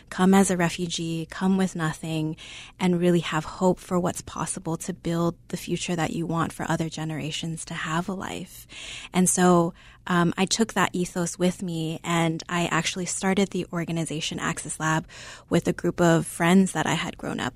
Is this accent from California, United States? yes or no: no; Chicago, Illinois, United States; born or raised there